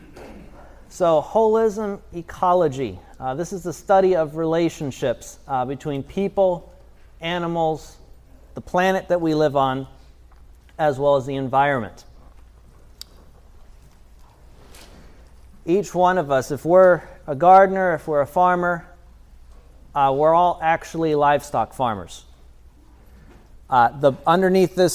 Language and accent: English; Tennessee, United States; I'm a farmer from Tennessee